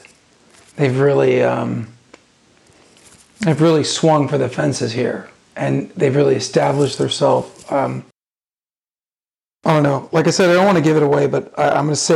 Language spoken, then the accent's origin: English; United States; Me as an American